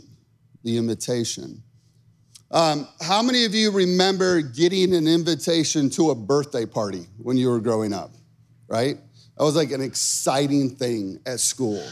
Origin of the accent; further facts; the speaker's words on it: Chicago, Illinois, United States; I grew up in Chicago